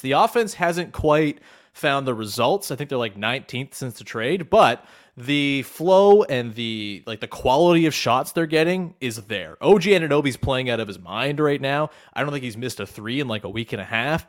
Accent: Canada

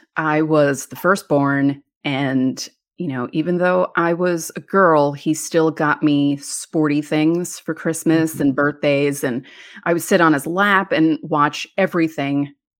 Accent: New York, United States; Well, I was born in Manhattan. We moved to the suburbs when I was four.

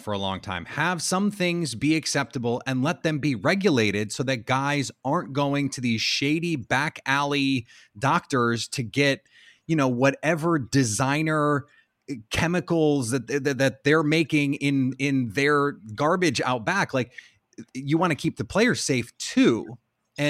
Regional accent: Midwest, United States; I am from the Midwest

